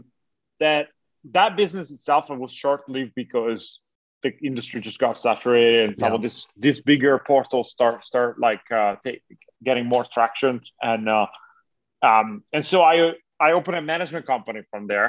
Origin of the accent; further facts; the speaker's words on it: Italy; moved away; I'm originally from Italy